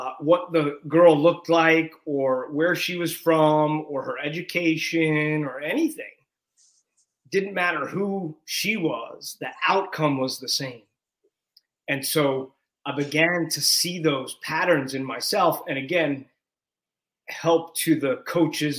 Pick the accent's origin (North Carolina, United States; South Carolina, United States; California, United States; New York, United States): New York, United States; I grew up in New York.